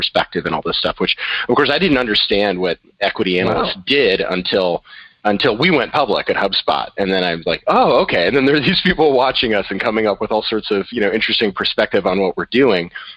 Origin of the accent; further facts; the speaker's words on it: Boston area, southern New Hampshire, United States; also born or lived in San Francisco, California; I moved to New Hampshire when I was about 6 years old and largely grew up in the southern New Hampshire, Boston kind of area